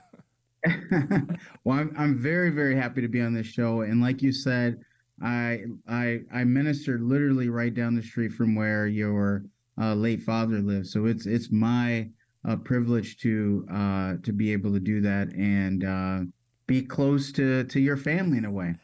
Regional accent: Detroit, Michigan, United States; I was born and raised in in Detroit, Michigan, Redford, Michigan

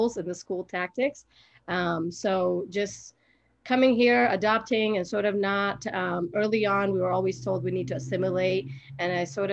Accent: Salt Lake City, Utah, United States; also born or lived in Somalia / Kenya; I grew up in Rose Park. I went to West High School.

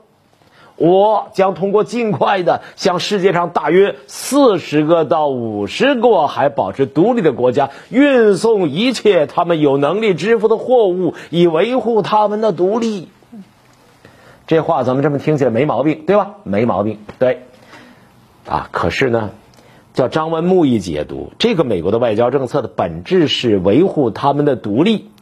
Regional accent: China; 我们中国人到美国之后

